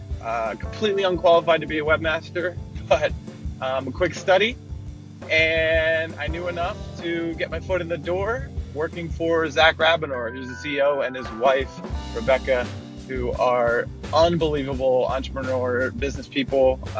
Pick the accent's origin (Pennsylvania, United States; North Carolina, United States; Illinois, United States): Pennsylvania, United States; Philadelphia; moved away; also born or lived in Santa Barbara / Puerto Vallarta; I'm from Philly. I'm a blue-collar kind of guy